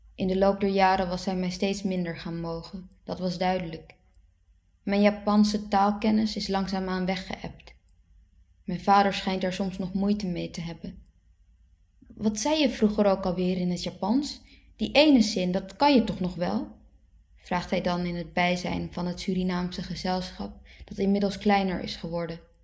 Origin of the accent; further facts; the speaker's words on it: Haarlem, North Holland, Netherlands; first language Dutch; Ik ben geboren in Haarlem in 1990